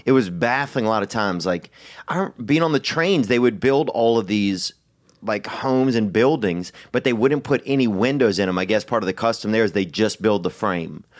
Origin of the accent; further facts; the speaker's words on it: Louisiana, United States; growing up in Louisiana